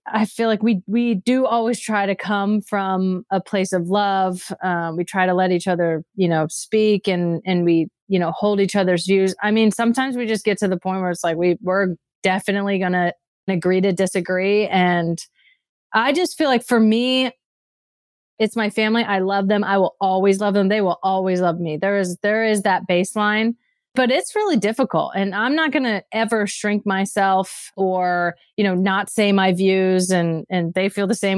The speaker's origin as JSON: {"language": "English", "town": "Redding", "region": "California", "country": "United States", "tie": "born or raised there", "said": "I grew up in Redding, California"}